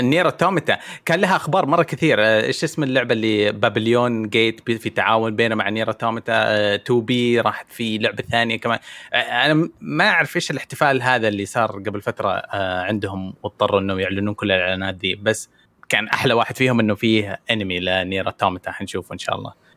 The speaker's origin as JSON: {"language": "Arabic", "country": "Saudi Arabia", "said": "كسعودي عايش في السعوديه"}